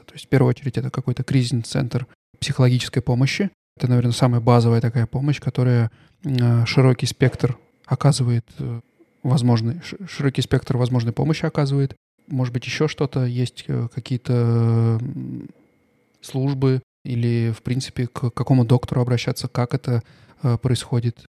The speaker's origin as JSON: {"language": "Russian", "country": "Russia", "moved": "yes", "lives_now": "Stuttgart, Germany", "said": "я из России"}